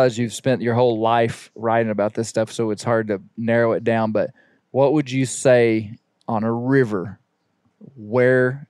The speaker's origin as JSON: {"language": "English", "region": "Arkansas", "country": "United States", "tie": "born or raised there", "said": "As a kid growing up in Arkansas, reading Arkansas Sportsman Magazine"}